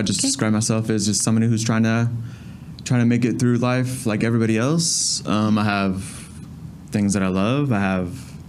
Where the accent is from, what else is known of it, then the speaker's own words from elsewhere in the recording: Fairfax, Virginia, United States; Well, I was born in Virginia. So I'm originally from Fairfax, Virginia.